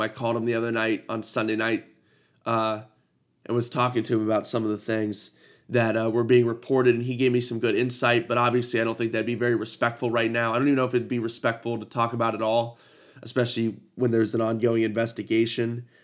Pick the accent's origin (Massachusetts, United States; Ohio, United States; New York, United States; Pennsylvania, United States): Ohio, United States; I'm from Ohio.